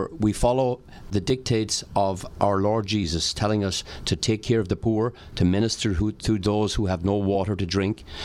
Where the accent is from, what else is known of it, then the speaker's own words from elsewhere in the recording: Ireland; moved away; also born or lived in County Wexford; I was raised in Ireland, educated by the FCJ nuns in County Wexford.